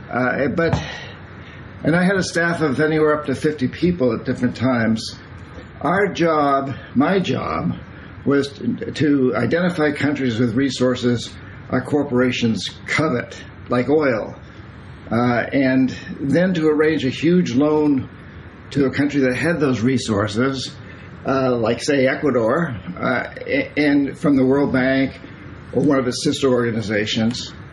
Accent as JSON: {"language": "English", "country": "United States", "said": "I'm from Vermont, New Hampshire myself"}